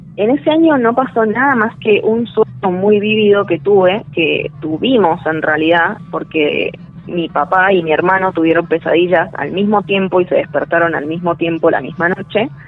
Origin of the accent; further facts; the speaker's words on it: San Miguel, Buenos Aires Province, Argentina; moved away as an adult; yo soy originaria de Buenos Aires, nací allá y viví hasta los 19 años en San Miguel